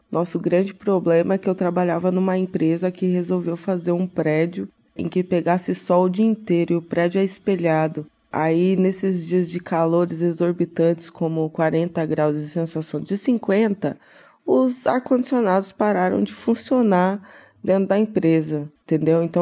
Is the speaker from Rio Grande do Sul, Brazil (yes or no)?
no; Joinville, Santa Catarina, Brazil; now in São Paulo, Brazil; moro hoje em São Paulo, mas eu sou de Joinville, em Santa Catarina.